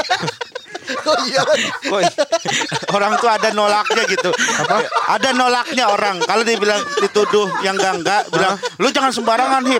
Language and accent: Indonesian; Jakarta, Indonesia; Gua juga orang Jakarta